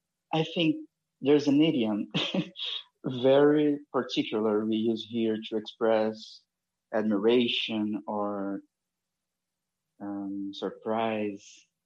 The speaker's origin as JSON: {"language": "English", "region": "Rio de Janeiro", "country": "Brazil", "accent": "carioca", "second_language": "English", "said": "I'm sorry for my carioca accent."}